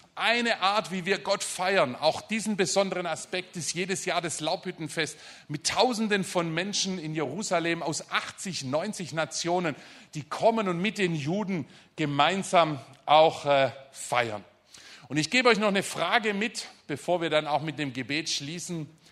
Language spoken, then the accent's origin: German; Germany; also born or lived in Stuttgart area; wir als Deutsche